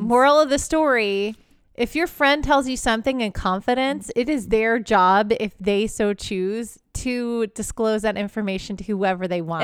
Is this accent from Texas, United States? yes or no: yes; Houston, Texas, United States; I grew up in an area where it's Texas